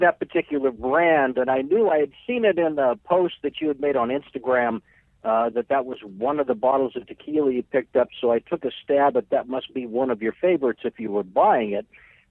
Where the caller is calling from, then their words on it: Alaska, United States; in Alaska.